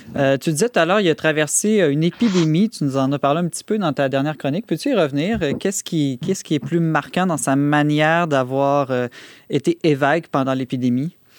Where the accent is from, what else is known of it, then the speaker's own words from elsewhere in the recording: Quebec, Canada; chez nous, au Québec